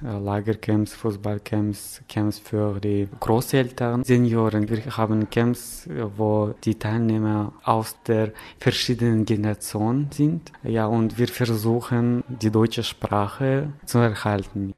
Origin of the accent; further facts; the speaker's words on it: Kyrgyzstan; ich komme aus der Kirgisischen Republik.